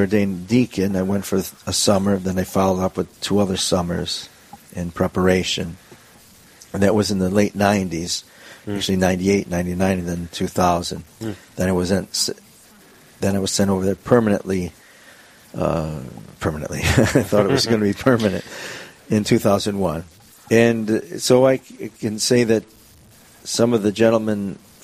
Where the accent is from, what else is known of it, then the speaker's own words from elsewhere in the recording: Joliet, Illinois, United States; moved away as an adult; also born or lived in Newark / Estonia / Guam; I come from originally from Joliet, Illinois